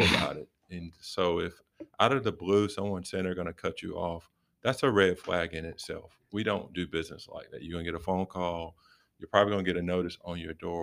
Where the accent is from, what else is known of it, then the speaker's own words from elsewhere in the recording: Rocky Mount, North Carolina, United States; moved away as an adult; I'm from Rocky Mount, Charlotte area